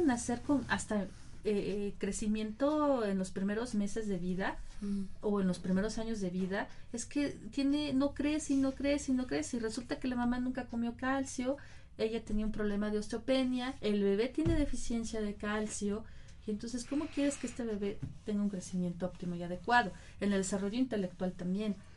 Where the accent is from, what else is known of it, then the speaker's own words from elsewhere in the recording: Mexico; nosotros como mexicanos